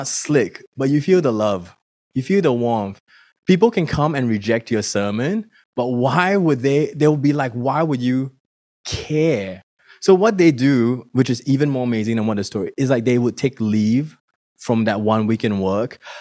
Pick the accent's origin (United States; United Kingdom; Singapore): Singapore; now in Melbourne, Australia; And I come from Singapore. My family is still in Singapore.